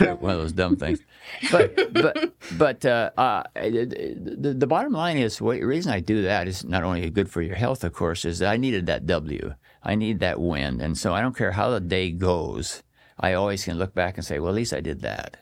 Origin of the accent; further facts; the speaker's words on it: Astoria, Oregon, United States; also born or lived in Coquille, Oregon / Roseburg, Oregon / Salem, Oregon; my parents moved to Astoria, And, uh, my grandparents lived at Seaside and, uh, lived there until about thirteen years old